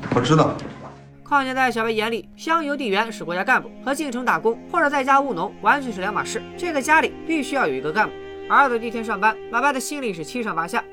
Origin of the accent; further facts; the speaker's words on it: China; 这就是我们中国人表达情感的方式